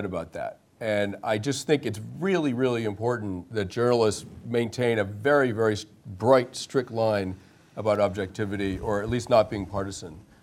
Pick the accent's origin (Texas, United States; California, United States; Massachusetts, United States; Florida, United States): Massachusetts, United States; Cambridge; I grew up around Cambridge and pretty liberal community